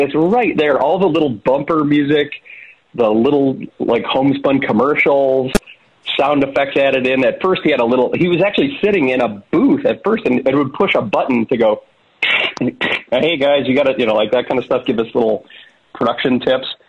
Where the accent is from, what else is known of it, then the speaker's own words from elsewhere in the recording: small town mid Michigan, United States; we're from small town Michigan